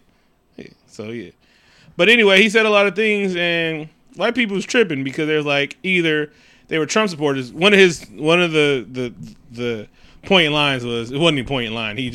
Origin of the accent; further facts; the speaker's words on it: West Coast, United States; I'm from the West Coast